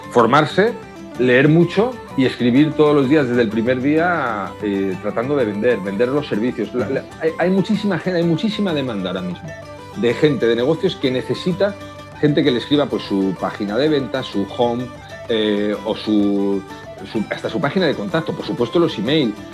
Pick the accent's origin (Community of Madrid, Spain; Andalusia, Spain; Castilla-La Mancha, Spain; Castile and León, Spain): Community of Madrid, Spain; Madrid; Sí, yo voy a Madrid a menudo, sí, soy madrileño, nací en Madrid, lo que pasa es que he estado por, muchos sitios, he ido muchos años fuera